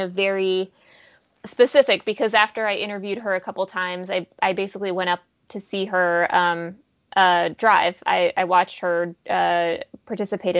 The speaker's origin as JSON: {"language": "English", "region": "West Texas", "country": "United States", "tie": "born or raised there", "also_born_or_lived": "Soviet Union", "said": "I'm a refugee from the Soviet Union, and I grew up in West Texas."}